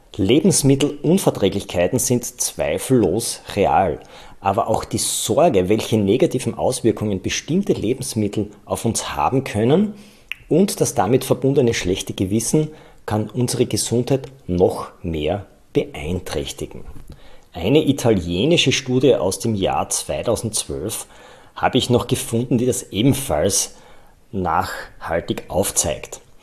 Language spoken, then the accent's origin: German; Styria, Austria; Bei uns in der Steiermark